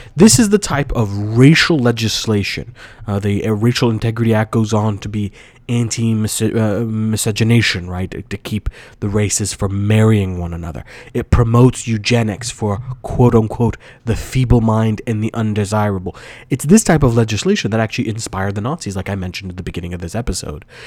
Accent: Virginia, United States; So, Virginia, m, my home state. I love Virginia.

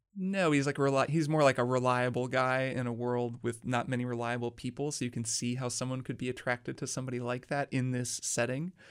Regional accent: Indiana, United States; I'm also from Indiana

